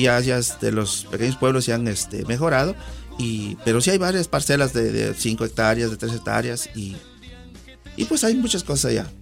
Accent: San Simón Almolongas, Oaxaca, Mexico; now in United States; Yo soy originario del estado de Oaxaca, en particular mi pueblito, como dicen allá, se llama ah, San Simón Almolongas, perteneciente al distrito de Miahuatlán

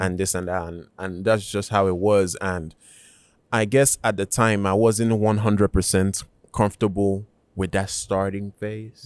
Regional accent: Nigeria; now in United States; I was born in Nigeria

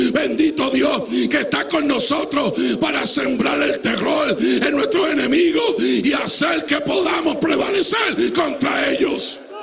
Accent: Puerto Rico; moved away

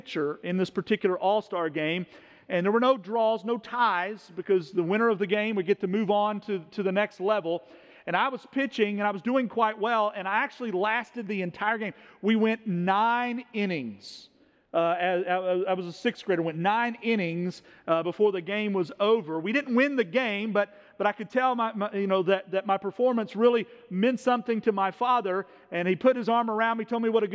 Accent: Owensboro, Kentucky, United States; when I was a kid, growing up in Owensboro, Kentucky

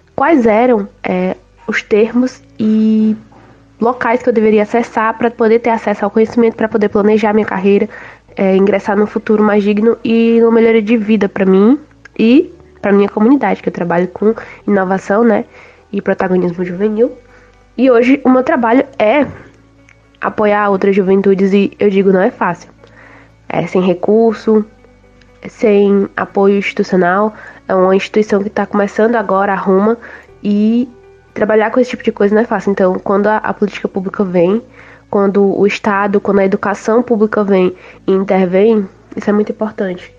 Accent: Fortaleza, Ceará, Brazil; sou daqui da cidade de Fortaleza, no Ceará

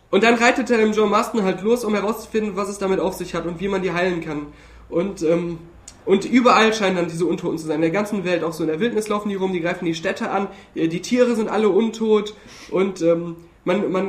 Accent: Hürth, North Rhine-Westphalia, Germany; zumindest in der, in der Kölner Gegend oder da auch aus Hürth, wo ich herkomme, da machen die Kinder das schon, dass sie auch so rumgehen.

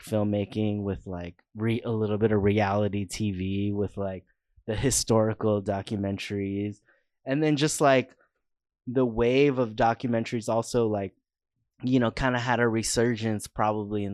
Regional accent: Orange County, Southern California, United States; also born or lived in San Francisco; I grew up in Southern California, Orange County

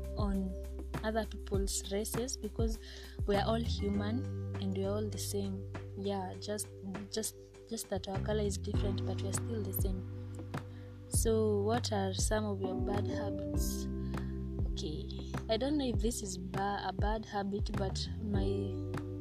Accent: Kenya; first language Kikuyu; English is a second language; I'm from Kenya. I am Kenyan. I'm proudly Kenyan.

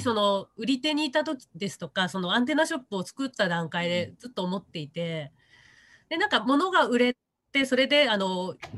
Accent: Hamada, Shimane, Japan; also born or lived in Matsue, Shimane; 浜田出身なんで魚で育ってる

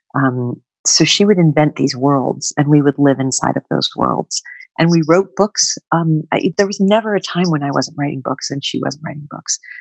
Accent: northwestern Connecticut, United States; I grew up on a small family Christmas tree farm in northwestern Connecticut

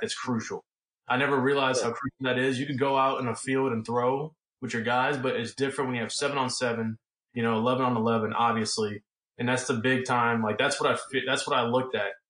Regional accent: Los Angeles, California, United States; I was born in Los Angeles

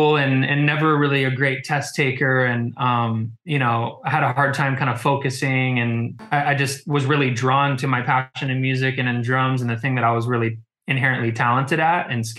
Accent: Orange County, California, United States; I grew up in Orange County, California, Southern California

